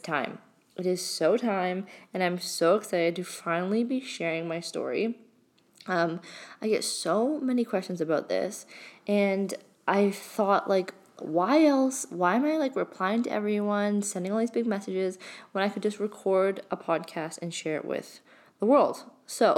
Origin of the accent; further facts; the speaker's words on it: Blue Mountains, Ontario, Canada; also born or lived in London, Ontario; my hometown, which is in Blue Mountain, which is, again, a really small town.